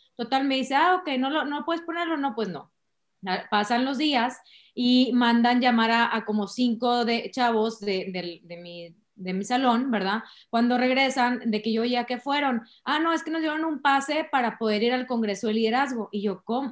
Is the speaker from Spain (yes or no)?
no; San Pedro Garza García, Nuevo León, Mexico; also born or lived in Carretera Nacional, Monterrey; yo toda la vida crecí en San Pedro